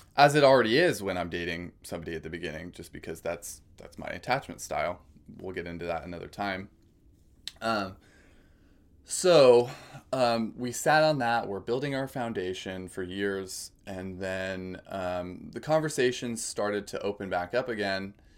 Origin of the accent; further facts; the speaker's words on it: California, United States; moved away as an adult; also born or lived in Oregon; I've been born and raised in California, spent most of my life there, aside from some college outside of California and Oregon